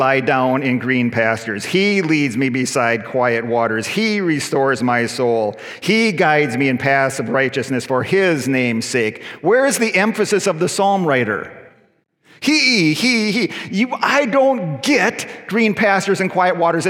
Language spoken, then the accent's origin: English; United States; also born or lived in Mississauga, Canada; now in Canada; I'm an American citizen